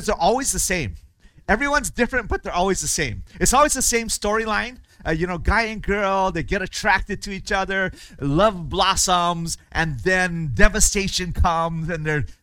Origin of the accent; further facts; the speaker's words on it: Hawaii, United States; moved away as an adult; in Hawaii where I grew up and our church there